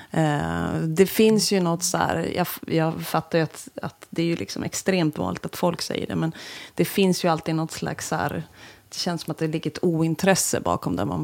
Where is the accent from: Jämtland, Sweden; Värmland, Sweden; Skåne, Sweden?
Jämtland, Sweden; now in Västerbotten, Sweden; Jag kommer ju från Jämtland, där har det alltid varit mycket att det är Norrland. Men nu när jag bor i Västerbotten